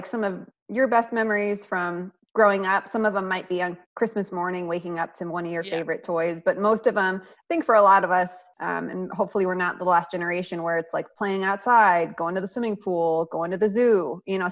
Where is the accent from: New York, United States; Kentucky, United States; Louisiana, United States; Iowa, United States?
Iowa, United States; moved away; my home state of Iowa